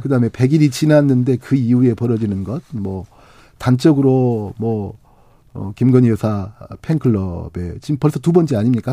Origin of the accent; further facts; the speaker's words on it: Honam, South Korea; 저도 이제 호남 사람이니까.